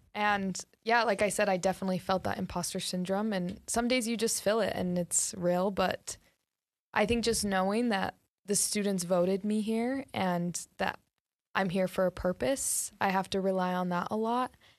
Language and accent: English; North Ogden, Utah, United States; I am from North Ogden, so really close. I grew up there